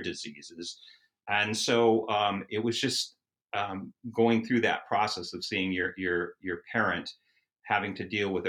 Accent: Edina, Minnesota, United States; moved away as an adult; I grew up in Edina, Minnesota, which is a suburb of Minneapolis

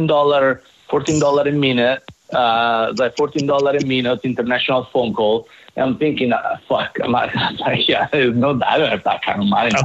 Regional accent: Italy; English is a second language; moved away as an adult; now in United States; I was paying Italian taxes

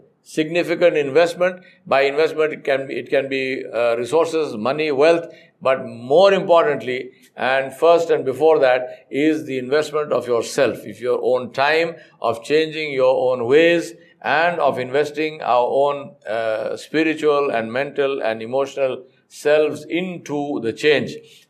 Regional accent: Hyderabad, Telangana, India; I am from Hydro, Hyderabad.

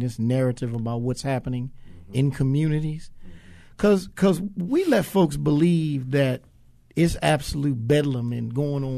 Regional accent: Baltimore, Maryland, United States; I'm from Baltimore

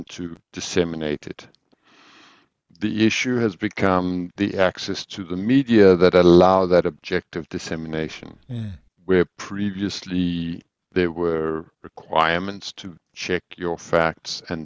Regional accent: South Africa; moved away; also born or lived in Mauritius / Swaziland; I grew up in South Africa. Or a lot of my youth. I was always in Mauritius and Swaziland.

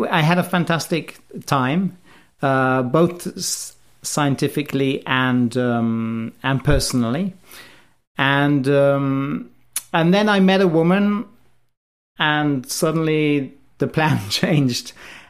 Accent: Wales, United Kingdom; also born or lived in England; So I was born in England, in the middle of England. I grew up in Wales

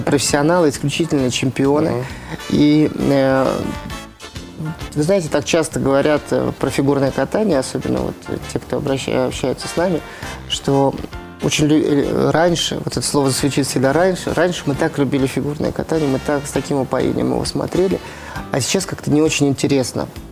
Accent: Moscow, Russia; в Москве в первую очередь, потому что всё-таки это, э, мой родной город

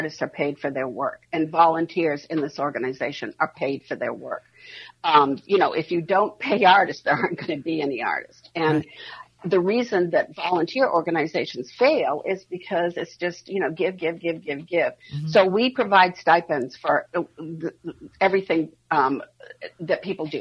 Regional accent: Maine, United States; now in Minneapolis, United States; I'm from Maine

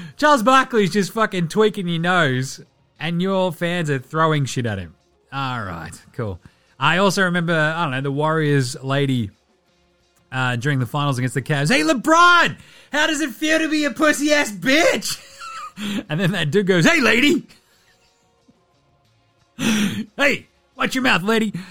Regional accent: Australia; I'm Australian

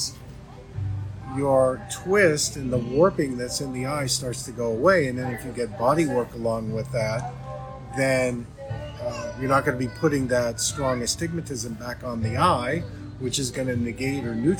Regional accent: Pittsburgh, Pennsylvania, United States; It's my hometown where I was born.

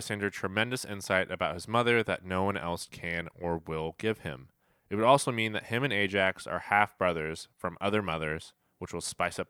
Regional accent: Kansas City, Missouri, United States; And we're from Kansas City

